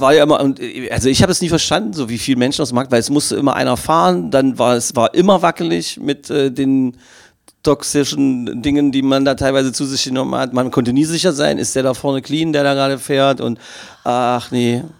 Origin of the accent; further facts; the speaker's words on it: Magdeburg, Saxony-Anhalt, Germany; ich als Magdeburger Kind